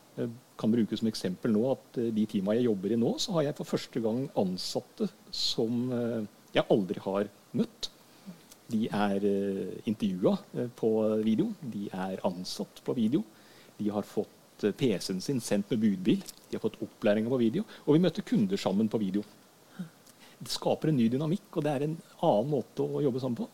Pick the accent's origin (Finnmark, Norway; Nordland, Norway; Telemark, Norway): Telemark, Norway; Skien; also born or lived in Hønefoss; oppvekst og sånt har jeg fra Skien. Ja. Det er der jeg har min oppvekstbakgrunn.